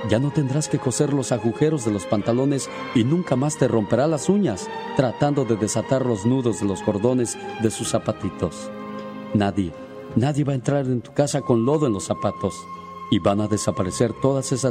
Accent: Tarandacuao, Guanajuato, Mexico; Salí de Tarandacuao, Guanajuato. Pero Tarandacuau, Guanajuato nunca salió de mí.

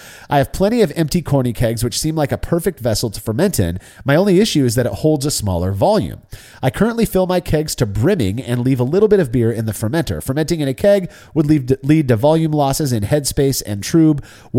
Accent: Seattle, Washington, United States; moved away; Hey, I'm from Seattle.

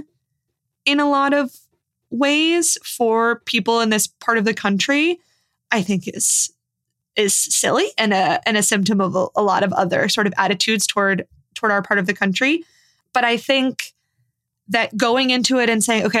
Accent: Midwest, United States; now in New York, United States; I'm a Midwesterner

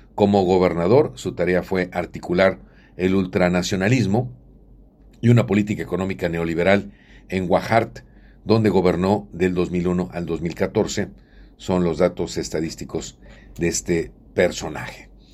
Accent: Mexico; Nosotros somos mexicanos

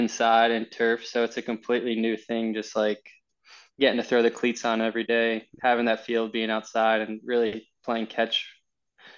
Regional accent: New Jersey, United States; also born or lived in Rhode Island; now in San Diego, United States; I'm from New Jersey. I was living in Rhode Island. And then we moved to San Diego.

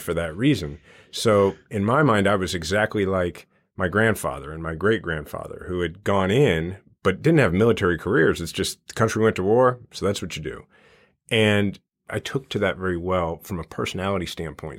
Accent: Kansas City, Missouri, United States; I grew up in the Kansas City area

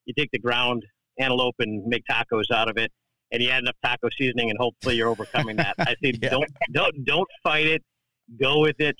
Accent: Wisconsin, United States; I'm from Wisconsin

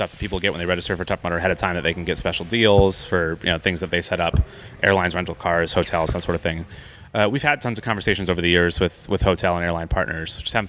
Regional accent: Clearwater, Florida, United States; moved away; So my hometown's actually Clearwater, which is a town, you know, right on the Gulf side of Tampa

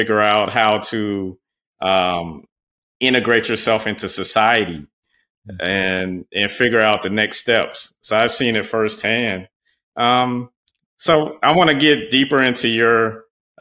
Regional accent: Beaufort, South Carolina, United States; I'm from Beaufort, South Carolina

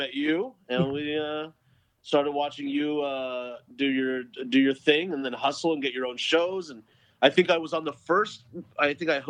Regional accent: Dallas, Texas, United States; moved away as an adult; also born or lived in Stephenville, Texas; now in Los Angeles, United States; I was born in Stephenville, Texas, raised in Dallas.

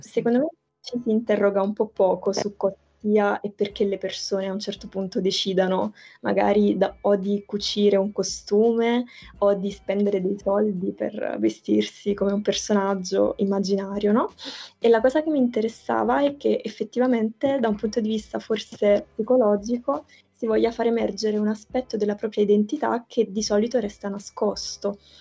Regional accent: province of Naples, Campania, Italy; io appunto sono della, vengo dalla provincia di Napoli

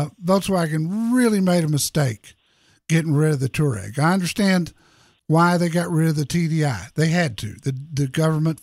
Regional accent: Texas, United States; I was born in Texas, never lived anywhere else

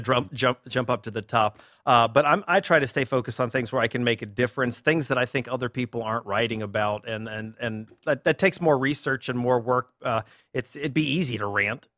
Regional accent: Durham, North Carolina, United States; moved away as an adult; now in Orlando, United States; I grew up in Durham, North Carolina

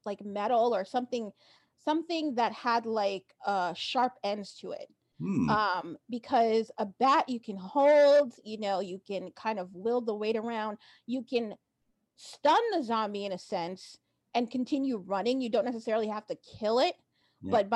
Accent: New Jersey, United States; also born or lived in New York / Boston; I grew up in New Jersey, which is a state here, and I lived in New York for some time, and I also lived in Boston

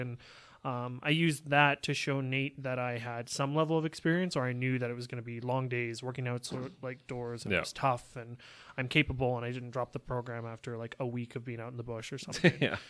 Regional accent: England, United Kingdom; I'm English, you don't know.

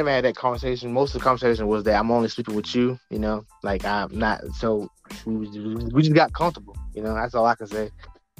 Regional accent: Norfolk, Virginia, United States; from Norfolk, 757.

